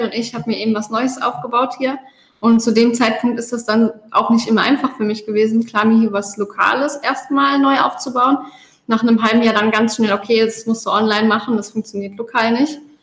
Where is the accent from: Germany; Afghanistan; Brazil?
Germany; Koblenz, Rhineland-Palatinate; moved away as an adult; also born or lived in Westerwald; now in Gozo, Malta; ursprünglich kommen wir aus Deutschland. Ähm, ich aus der Ecke Koblenz